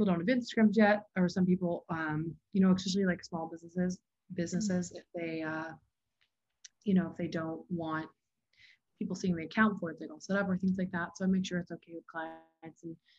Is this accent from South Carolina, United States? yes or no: yes; Hilton Head, South Carolina, United States; I grew up in Hilton Head, South Carolina.